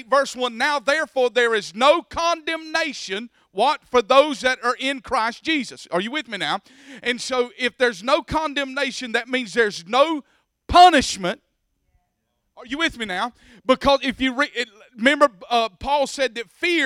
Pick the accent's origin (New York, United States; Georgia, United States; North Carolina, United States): Georgia, United States; Bacon County; moved away; I came from Bacon County